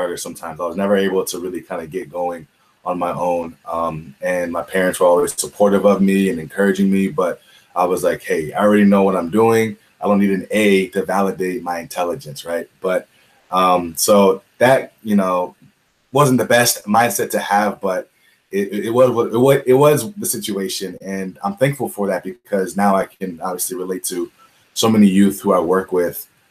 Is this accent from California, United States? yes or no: no; Washington, District of Columbia, United States; moved away as an adult; I'm from Washington, D.C. originally, the DMV area.